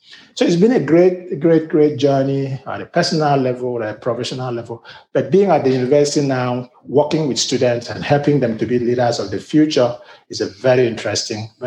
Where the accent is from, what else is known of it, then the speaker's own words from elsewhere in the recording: Nigeria; moved away as an adult; also born or lived in Africa; now in United States; As you can see from my accent, I'm a Nigerian-born American.